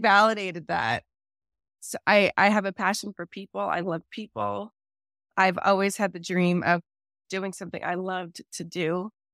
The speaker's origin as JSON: {"language": "English", "region": "New Jersey", "country": "United States", "moved": "yes", "lives_now": "California, United States", "said": "I'm from New Jersey originally"}